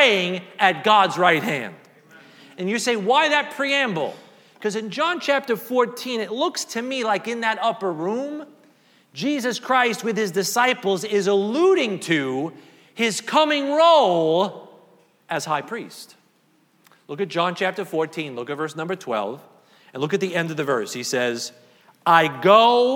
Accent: New York City, New York, United States; growing up in Staten Island

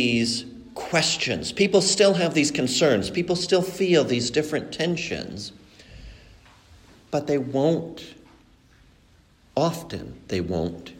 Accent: Mexico; moved away; also born or lived in Colombia; I was brought up in Mexico, but I was born in Colombia

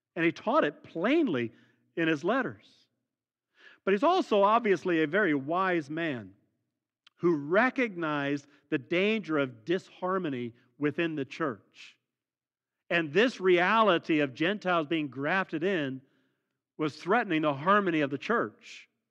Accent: Midwest, United States; those of us born and raised in the Midwest

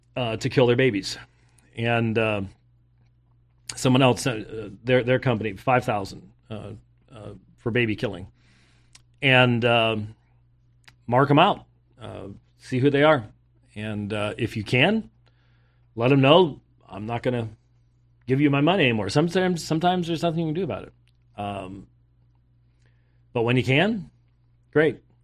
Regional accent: Scotland, United Kingdom; I'm Scottish

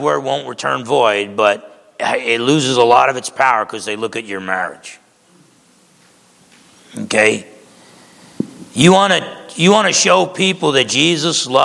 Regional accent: Essex County, New Jersey, United States; moved away; I grew up back in Essex County, New Jersey.

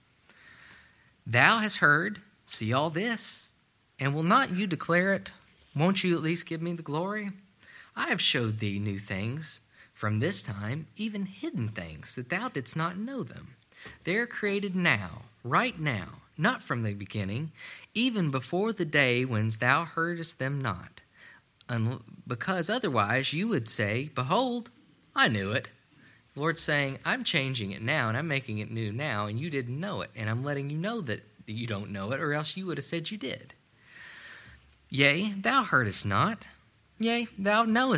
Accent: Ashland, Kentucky, United States; I grew up in a steel town. I grew up in Ashland, Kentucky.

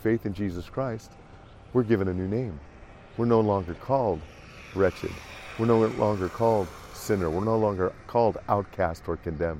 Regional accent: Davenport, Iowa, United States; I'm from Davenport, Iowa.

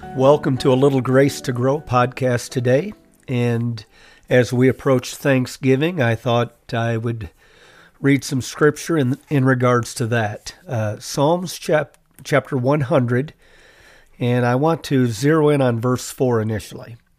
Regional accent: United States; as American citizens

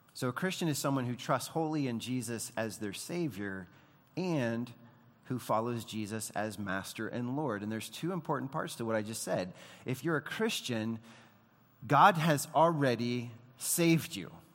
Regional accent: United States; we, as Americans

